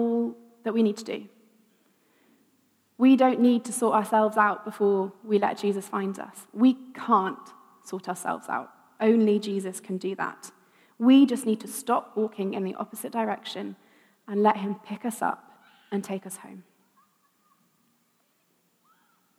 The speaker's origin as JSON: {"language": "English", "area": "Wiltshire", "region": "South West England", "country": "United Kingdom", "tie": "born or raised there", "said": "I grew up in Wiltshire, lots of fields"}